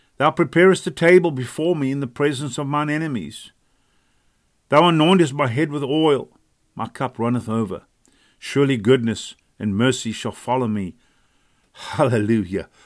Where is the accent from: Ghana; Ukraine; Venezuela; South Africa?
South Africa; now in United States; we come from South Africa. God brought us from South Africa, brought us to America